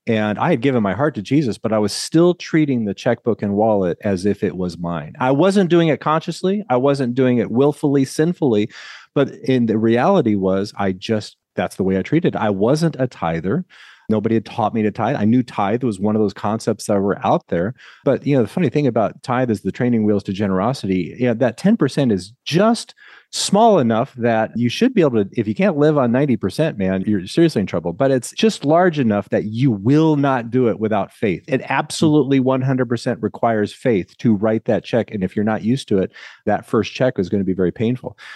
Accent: Lincoln, Nebraska, United States; also born or lived in California; now in Murrieta, United States; I grew up in Lincoln, Nebraska, and as I say, Nebraska is such a great place to be from

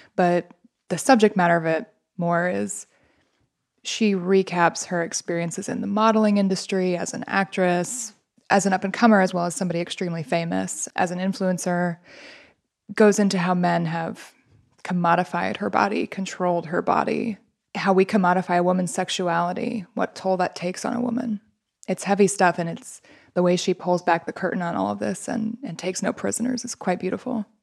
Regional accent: Midwest, United States; I'm from the Midwest.

